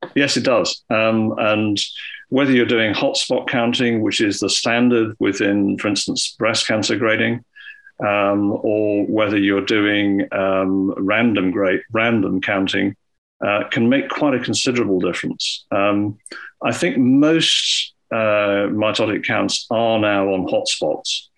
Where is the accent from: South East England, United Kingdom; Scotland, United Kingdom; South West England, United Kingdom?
Scotland, United Kingdom; when I was growing up in Scotland